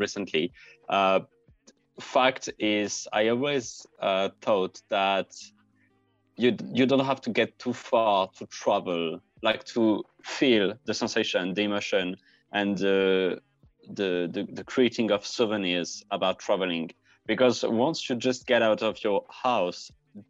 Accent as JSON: {"language": "English", "country": "France", "said": "I come from France"}